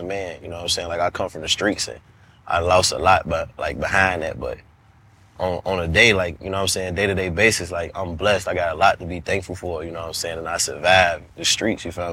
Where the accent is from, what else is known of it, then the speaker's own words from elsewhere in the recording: Chicago, Illinois, United States; growing up in Chicago, we, like, had juke parties